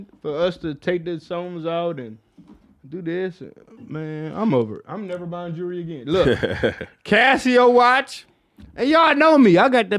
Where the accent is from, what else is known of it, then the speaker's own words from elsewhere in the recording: Flint, Michigan, United States; now in Washington, United States; I'm originally from Flint. Oh, shouts out to Flint, man.